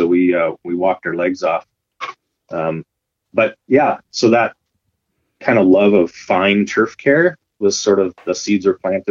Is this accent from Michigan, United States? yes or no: no; Iowa, United States; moved away as an adult; also born or lived in Langley, British Columbia, Canada; now in Abbotsford, Canada; Growing up in Iowa, my parents are farmers